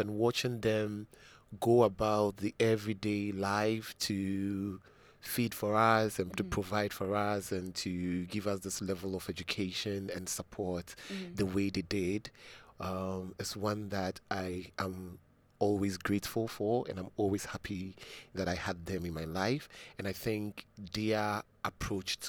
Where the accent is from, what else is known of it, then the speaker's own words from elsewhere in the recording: Accra, Greater Accra, Ghana; I actually grew up around this area. I grew up in Medina.